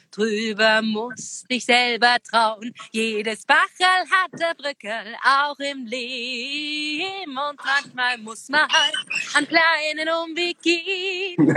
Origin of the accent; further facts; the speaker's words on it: Saxony, Germany; Ich liebe meine Heimat, das Vogtland, weil wirklich, erstens mal ist es eben äh, sehr traditionsreich